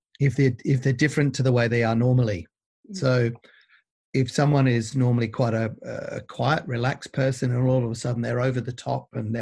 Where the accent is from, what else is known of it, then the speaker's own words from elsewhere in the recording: Australia; So we tend to be very good as Aussie blokes.